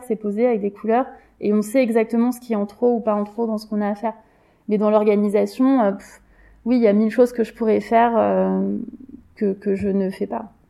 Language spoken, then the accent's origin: French; Paris, Île-de-France, France; j'ai grandi dans une cité à Belleville